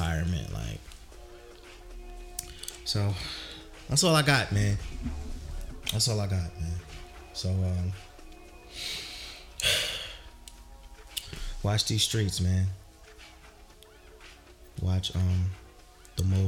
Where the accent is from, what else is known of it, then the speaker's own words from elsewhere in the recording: New Jersey, United States; I'm from Jersey